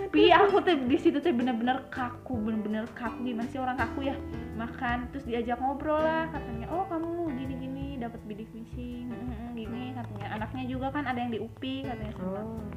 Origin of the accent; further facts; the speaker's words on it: Bogor, West Java, Indonesia; orang Bogor oh dari Bogor katanya